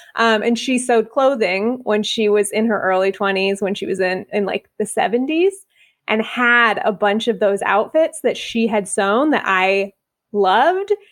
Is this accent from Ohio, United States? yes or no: no; Bay Area, California, United States; moved away as an adult; now in Atlanta, United States; I grew up in the Bay Area